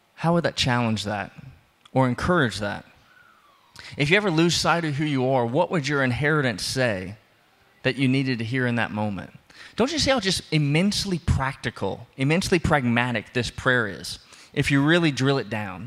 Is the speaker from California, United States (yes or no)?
no; New Orleans, Louisiana, United States; I'm from New Orleans, I'm from below sea level